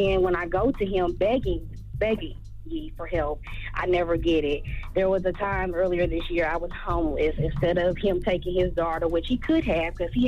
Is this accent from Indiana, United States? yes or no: yes; Indianapolis, Indiana, United States; I'm from Indianapolis.